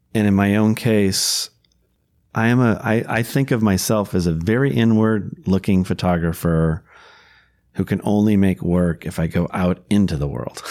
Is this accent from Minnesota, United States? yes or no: yes; Minnesota, United States; I was born and raised in Minnesota and have lived here my whole life